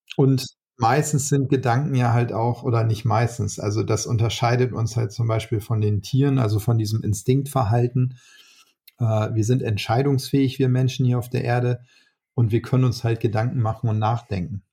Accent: Northern Germany, Germany; als Norddeutscher

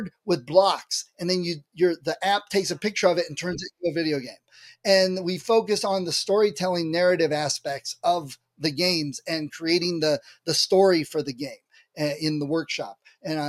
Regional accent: Ohio, United States; I'm from Ohio

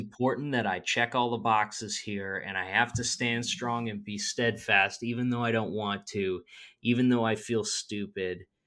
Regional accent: Midwest, United States; I'm from the Midwest

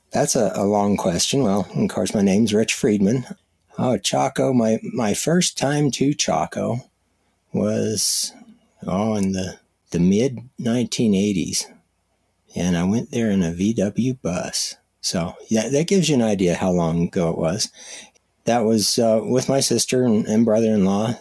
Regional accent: Colorado, United States; moved away as an adult; also born or lived in Tohatchee, New Mexico; I grew up in Colorado

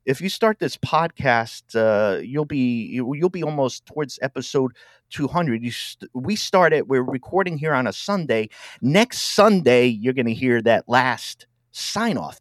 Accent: Rhode Island, United States; moved away as an adult; also born or lived in Milwaukee, Wisconsin; I'm from Rhode Island

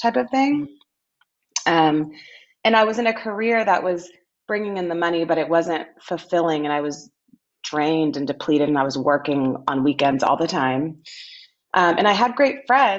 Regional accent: Austin, Texas, United States; moved away; My hometown.

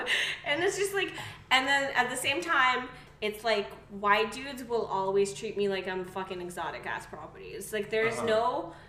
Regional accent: Kazakhstan; moved away; I'm from Kazakhstan

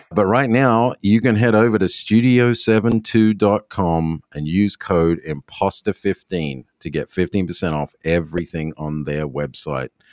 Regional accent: Australia; moved away; me being Australian

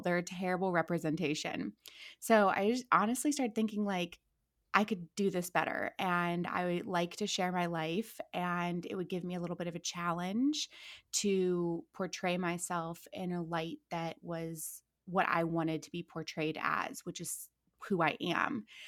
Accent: Akron, Ohio, United States; moved away as an adult; also born or lived in Orange County, California; now in Los Angeles, United States; I'm born and raised in Akron, Ohio.

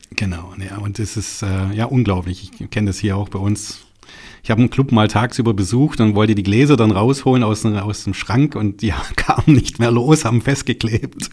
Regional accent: Baden-Württemberg, Germany; ich komme ja aus Baden-Württemberg hier, ich sitze ja hier in Stuttgart

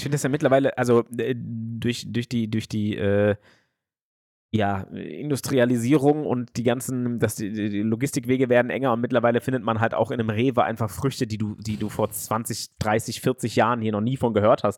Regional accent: Frankfurt, Hesse, Germany; in Schwanheim, da wo ich aufgewachsen bin

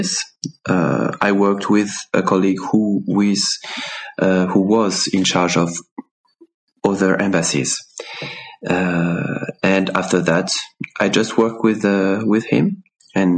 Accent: France; English is a second language; moved away as an adult; also born or lived in Paris / Laos; now in Switzerland; my wife and I grew up in the countryside in France.

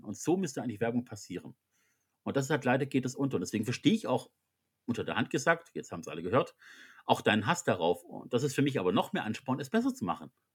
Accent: Swabia, Baden-Württemberg, Germany; als Schwabe

